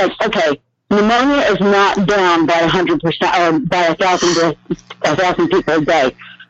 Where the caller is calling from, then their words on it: Oklahoma, United States; in Oklahoma.